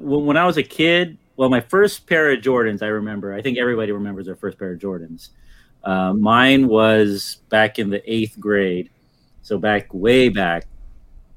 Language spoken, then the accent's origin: English; Daly City, California, United States; near Daly City where I grew up in the Bay Area